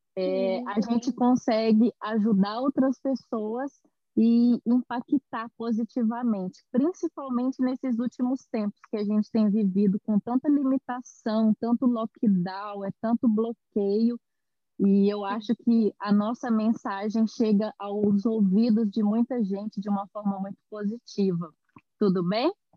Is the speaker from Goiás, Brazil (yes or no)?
no; Belo Horizonte, Minas Gerais, Brazil; moved away as an adult; now in São Paulo, Brazil; eu sou de Belo Horizonte, eu nasci em Belo Horizonte, mas eu moro em São Paulo há quatro anos